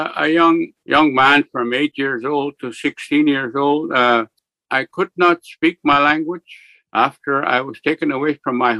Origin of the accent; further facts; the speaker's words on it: Split Lake, Manitoba, Canada; also born or lived in Churchill, Manitoba / along the Canadian National Railway; I'm from Tataskweyak. We have here about close to 3,000 people on reserve. I'm living in a reservation here in northern Manitoba